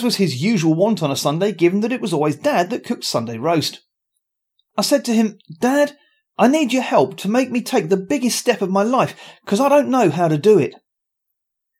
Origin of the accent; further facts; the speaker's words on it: Luton, East of England, United Kingdom; I was born in Luton at a very early age